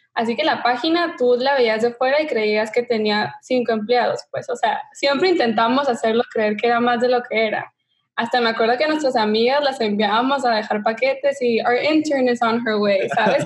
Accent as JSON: {"language": "Spanish", "town": "Tijuana", "region": "Baja California", "country": "Mexico", "moved": "as an adult", "lives_now": "Los Angeles, United States", "said": "soy mexicana de Tijuana y me mudé a Los Ángeles hace ya siete años para la universidad"}